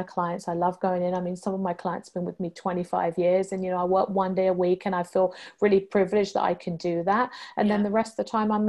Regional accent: United Kingdom; moved away as an adult; also born or lived in London, England / Hong Kong; being British

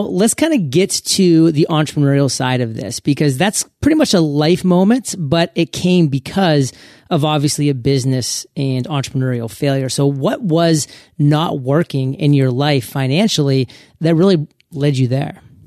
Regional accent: New England, United States; moved away as an adult; also born or lived in Manhattan, Kansas; I was actually born and raised in New England

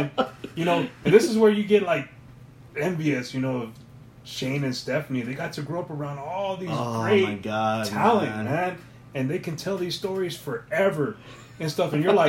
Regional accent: El Paso, Texas, United States; I'm from El Paso.

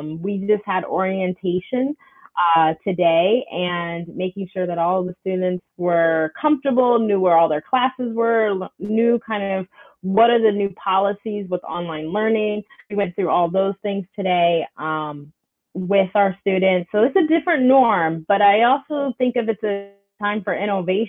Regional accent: Fairfax County, Virginia, United States; I grew up out here in Fairfax County, so I went to Lake Braddock, and now I teach at Lake Braddock

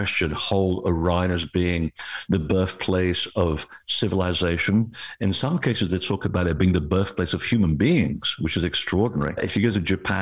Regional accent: west of Lisbon, Portugal; the place where I was born, it's at the base of a mountain west of Lisbon

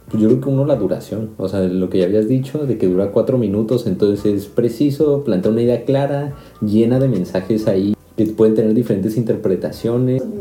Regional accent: Mexico; moved away as an adult; now in Karlsruhe, Germany; soy mexicano, llevo ya casi 5 años viviendo en Alemania

